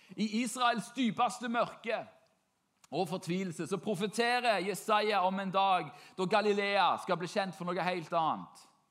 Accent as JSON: {"language": "Norwegian", "country": "Norway", "said": "For meg som nordmann"}